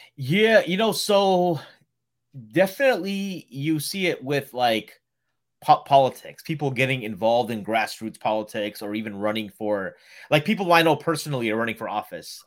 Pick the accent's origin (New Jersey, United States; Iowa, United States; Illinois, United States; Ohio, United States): Ohio, United States; moved away as an adult; now in Chicago, United States; I'm from Ohio, but I've been in Chicago now for fourteen years